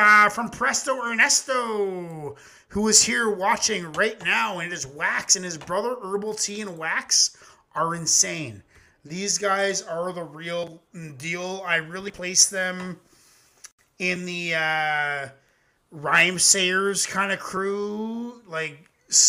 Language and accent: English; Ontario, Canada; I'm Canadian